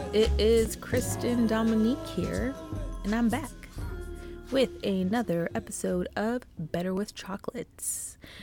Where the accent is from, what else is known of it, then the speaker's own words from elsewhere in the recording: Canada; being a Canadian and living in Canada